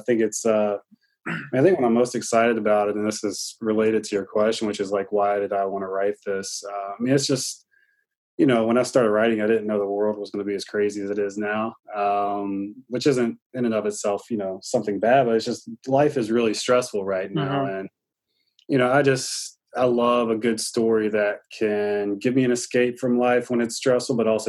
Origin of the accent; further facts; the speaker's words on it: Greenville, North Carolina, United States; I was a graduate student at East Carolina University, where he was an offensive coordinator. And that's when he was, you know, that's my hometown.